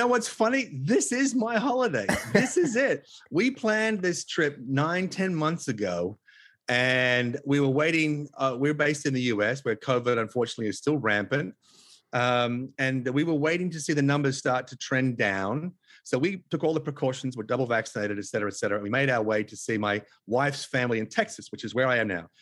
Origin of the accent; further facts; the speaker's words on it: Tasmania, Australia; moved away as an adult; also born or lived in Los Angeles, United States; now in Los Angeles area, United States; because I was born in Tasmania and I drew my first breath of Tasmanian air